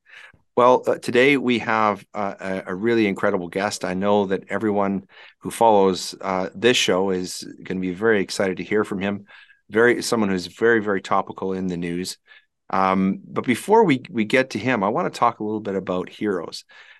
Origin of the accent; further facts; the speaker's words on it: Alberta, Canada; also born or lived in Regina, Saskatchewan; I don't know if Chris knows this, but I'm originally from Saskatchewan. Oh. They exported me from Regina to save your province. I've been in Albertan since I was a young kid, but I have a lot of roots in Saskatchewan.